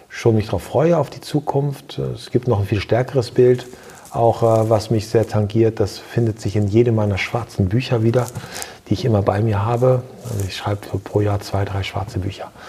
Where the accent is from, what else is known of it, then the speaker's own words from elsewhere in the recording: Lower Saxony, Germany; ich bin in Ostfriesland geboren, ich bin in Ostfriesland groß geworden, ich war dann zwischenzeitlich in der Weltgeschichte unterwegs und bin dann wieder zurückgekehrt nach Ostfriesland.